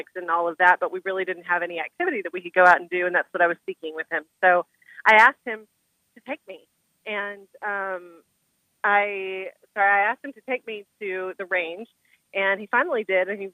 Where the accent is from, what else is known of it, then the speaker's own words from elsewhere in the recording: West Texas, United States; So I grew up in West Texas, and, you know, definitely, you know, deep Texas. I'm like seventh generation Texan.